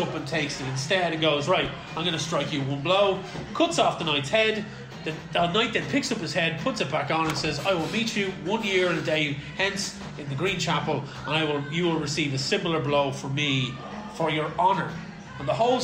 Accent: Ireland; I'm Irish

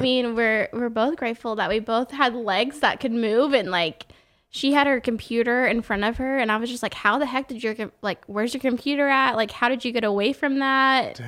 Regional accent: Oklahoma, United States; born or raised there; moved away

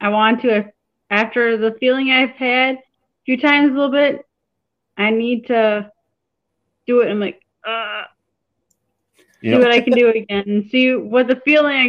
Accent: Random Lake, Wisconsin, United States; I'm actually from Random Lake, Wisconsin

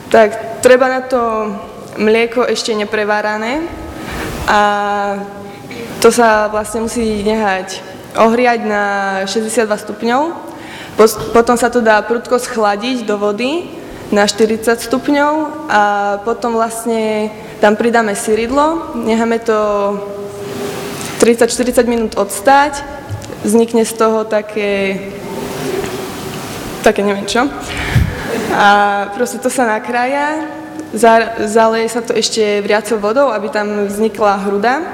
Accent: Slatinka nad Bebravou, Trenčín Region, Slovakia; študujem druhý ročník podnikateľ pre rozvoj vidieka, odbor, a som zo Slatinky nad Bebravou.

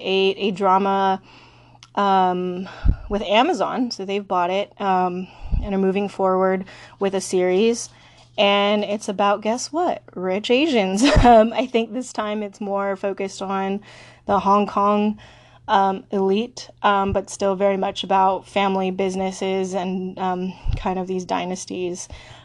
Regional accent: West Coast, United States; I'm such a West Coaster.

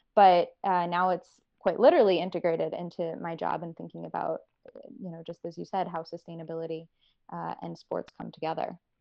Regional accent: North Carolina, United States; moved away as an adult; also born or lived in Virginia; I was originally from North Carolina

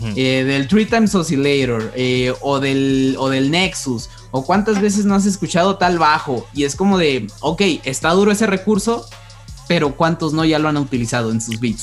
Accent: Mexico; nosotros como mexicanos

